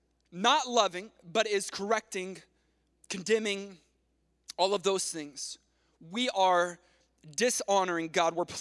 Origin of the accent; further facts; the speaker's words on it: Texas, United States; moved away; I'm from Texas